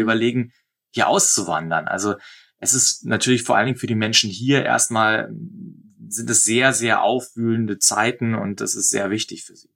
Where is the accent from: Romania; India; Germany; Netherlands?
Germany; now in Israel; bei uns in Deutschland